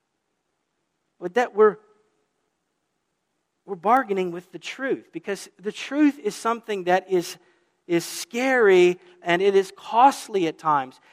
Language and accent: English; the South, Southern United States, United States; now in New England, United States; as a Southerner here is, welcome to New England